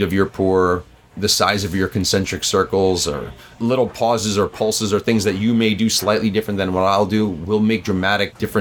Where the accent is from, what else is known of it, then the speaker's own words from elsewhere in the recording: New York City, New York, United States; I'm a New Yorker too